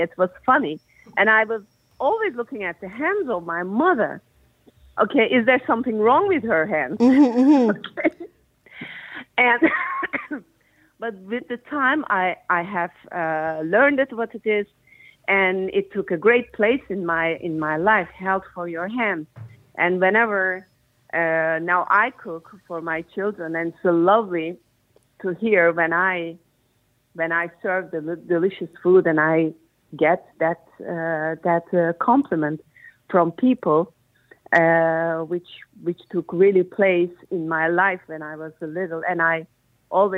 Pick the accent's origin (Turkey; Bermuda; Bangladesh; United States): Turkey; English is a second language; moved away; I'm from Turkey